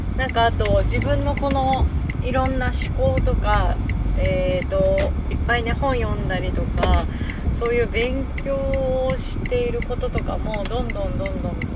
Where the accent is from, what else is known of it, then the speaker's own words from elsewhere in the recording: Hakodate, Hokkaido, Japan; now in Saitama, Japan; 地元の北海道に帰っているかもしれないし